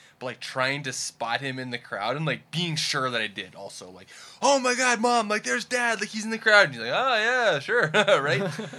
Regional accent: Edmonton, Alberta, Canada; I grew up in Edmonton.

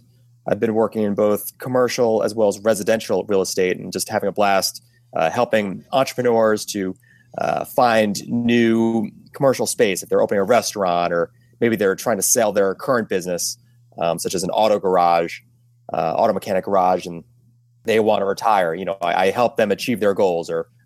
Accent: Albany, New York, United States; moved away as an adult; also born or lived in Boston area; now I'm back in my hometown of Albany.

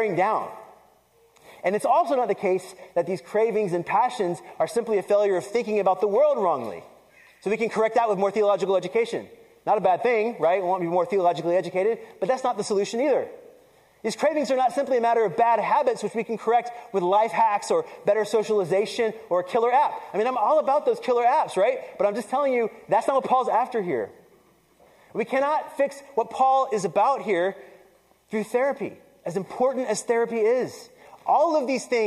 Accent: the South, United States; I grew up in the South, right? And I grew up in a Puerto Rican family

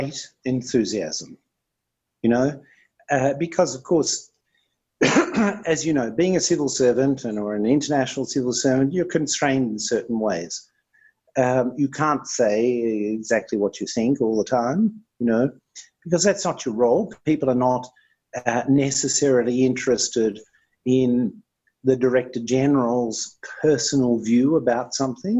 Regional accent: Melbourne, Victoria, Australia; I was born in actually a working class suburb of the city of Melbourne.

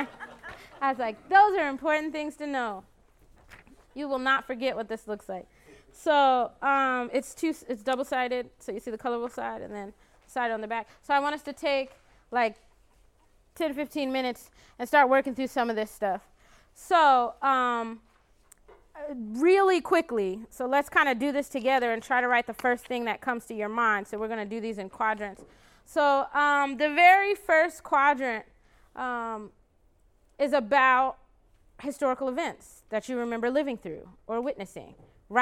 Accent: Glendale, Arizona, United States; my hometown, which is Glendale, Arizona, actually, that what I think of as my hometown. For me, it's the place where I grew up most

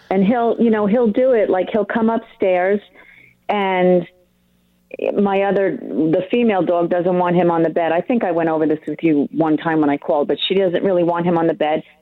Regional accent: New York, United States; moved away; my hometown? Long Island.

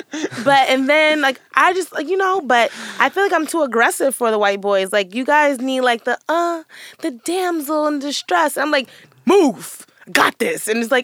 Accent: New York City, New York, United States; So I grew up in Hell's Kitchen.

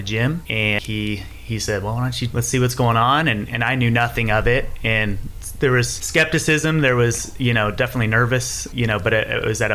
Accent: Ohio, United States; moved away as an adult; now in Hendersonville, United States; I grew up in Ohio

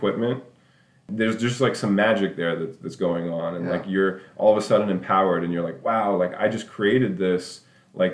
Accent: New York City, New York, United States; moved away; I was a little white boy growing up in Midtown Manhattan, you know, in the early 90s

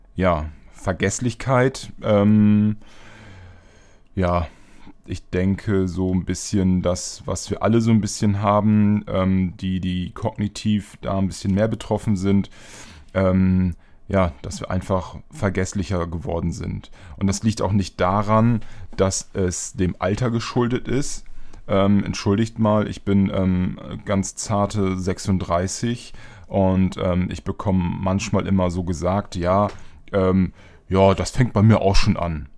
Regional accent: East Frisia, Lower Saxony, Germany; now in Bremen, Germany; ich komme ja auch aus Ostfriesland. Ähm, gebürtig

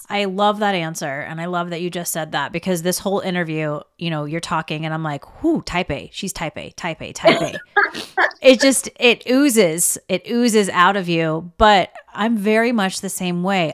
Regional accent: the South, United States; I was raised in the South

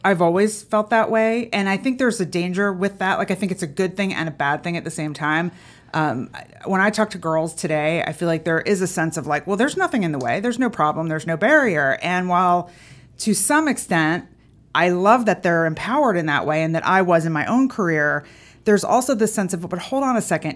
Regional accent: Philadelphia, Pennsylvania, United States; moved away as an adult; now in Atlanta, United States; I grew up in Philadelphia, but I've actually been here for over thirty years now

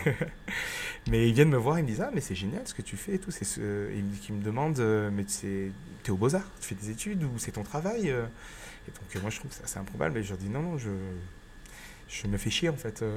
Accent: Grenoble, Auvergne-Rhône-Alpes, France; moved away as an adult; also born or lived in Chambéry / Montpellier / Cardiff / Vietnam; je suis rentré à Grenoble où je suis né et où vit mes vivent mes parents et ma grand-mère. Donc je suis, euh, rentré chez moi

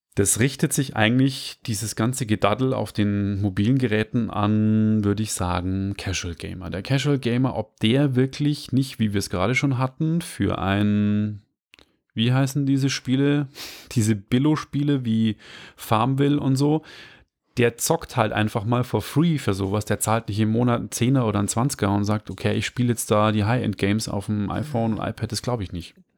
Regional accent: Upper Palatinate, Bavaria, Germany; moved away; aus meiner alten Heimat, der Oberpfalz

